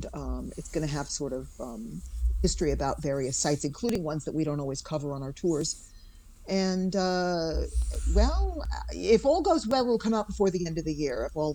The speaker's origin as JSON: {"language": "English", "town": "New York City", "region": "New York", "country": "United States", "tie": "born or raised there", "also_born_or_lived": "Manhattan / Bronx", "said": "I live in New York City, and I live in the Bronx at the moment, but I'm a native New Yorker, born and raised in Queens, lived in Manhattan for 22 years, now live in the Northwest Bronx."}